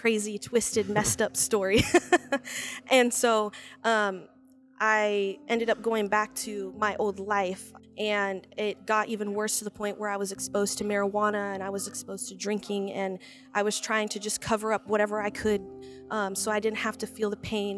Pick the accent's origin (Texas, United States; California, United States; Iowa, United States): Iowa, United States; Marshalltown; also born or lived in Des Moines; I am from Marshalltown.